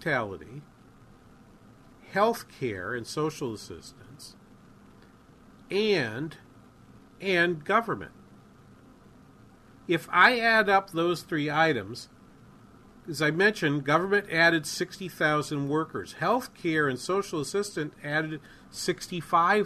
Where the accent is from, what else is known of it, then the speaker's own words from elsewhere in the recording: New England, United States; Where I grew up in New England